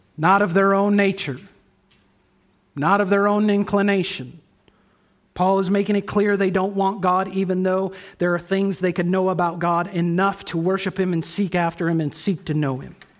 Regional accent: United States

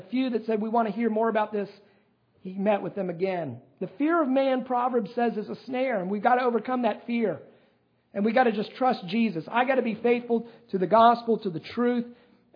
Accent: United States; accent: American; my American accent

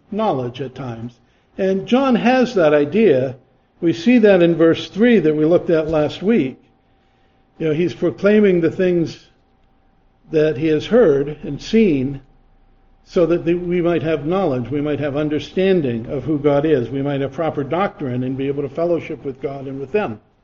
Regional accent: Massachusetts, United States; I grew up in Massachusetts

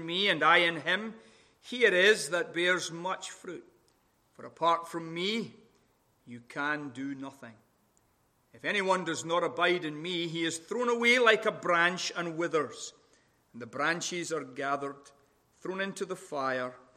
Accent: Scotland, United Kingdom; accent: Scottish; now in Sacramento, United States; my wonderful Scottish accent

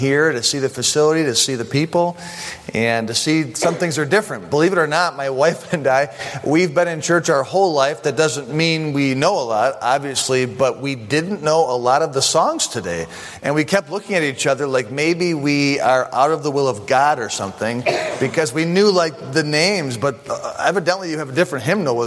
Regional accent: Buffalo, New York, United States; I'm from Buffalo

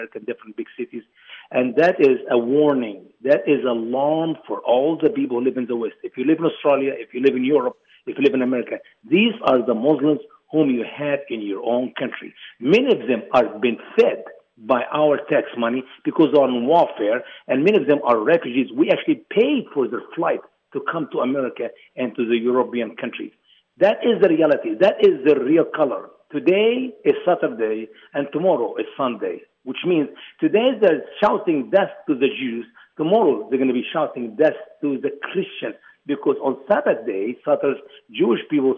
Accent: Egypt; now in United States; my home country, Egypt.

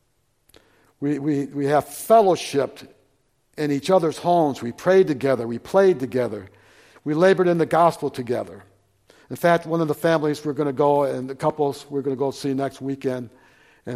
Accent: Flint, Michigan, United States; moved away; I grew up in Flint, Michigan

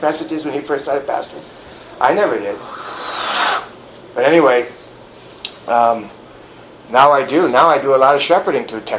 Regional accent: New York City, New York, United States; moved away; I'm from New York City.

